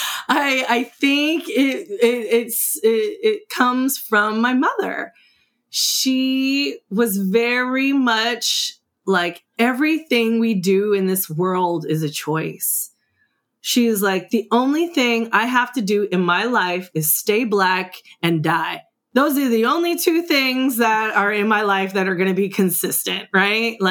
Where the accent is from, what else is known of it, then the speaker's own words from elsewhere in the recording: California, United States; also born or lived in East St. Louis, Illinois; the day after I turned one, my mom took me on a plane to California